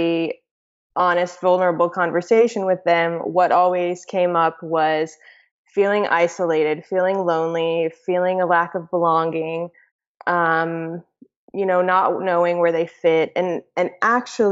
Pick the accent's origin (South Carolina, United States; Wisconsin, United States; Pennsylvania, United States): South Carolina, United States; moved away as an adult; also born or lived in Greece; now in Georgia; I grew up in South Carolina. Both of my parents immigrated to the U.S. from Greece